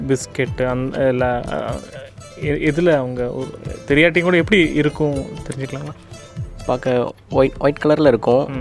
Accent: Thoothukudi, Tamil Nadu, India; born or raised there; moved away as an adult; now in Coimbatore, India

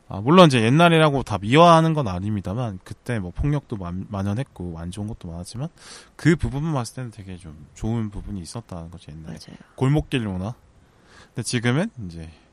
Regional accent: Busan, South Korea; born or raised there; now in Seoul, South Korea

